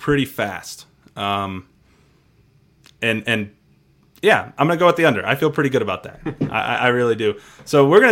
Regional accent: Maryland, United States; I am a Terp at heart. I grew up in Maryland.

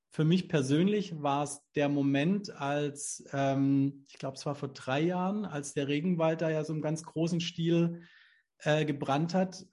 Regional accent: Southern Germany, Germany; hier so in, in, in Süddeutschland, wo ich herkomme

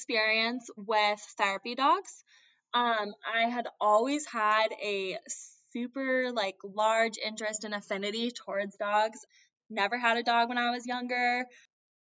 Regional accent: Andover, Massachusetts, United States; I am from Andover, Massachusetts, which is a little bit north of Boston

